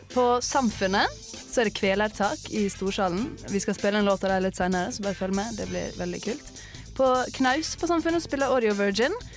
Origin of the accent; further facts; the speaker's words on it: Sunnmøre, Møre og Romsdal, Norway; jeg er sunnmøring